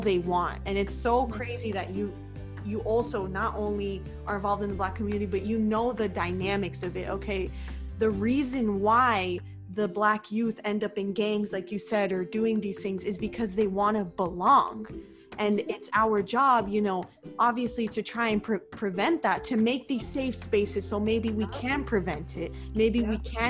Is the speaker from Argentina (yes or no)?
no; United States; we're from the States, all the way far away from Toronto